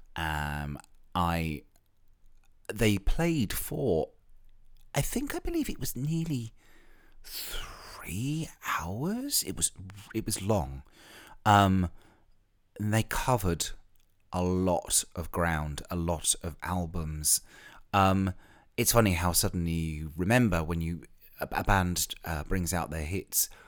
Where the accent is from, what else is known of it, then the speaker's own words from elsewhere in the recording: Ilfracombe, South West England, United Kingdom; moved away; I spent most of my teenage years living in a seaside town in North Devon called Ilfracombe, which is in the west country of England